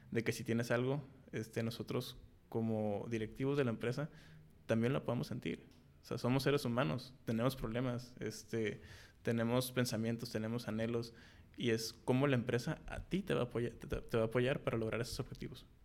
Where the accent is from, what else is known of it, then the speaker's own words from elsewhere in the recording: Mexico; El poner alto el nombre de, nosotros como mexicanos y también la bandera, ¿no?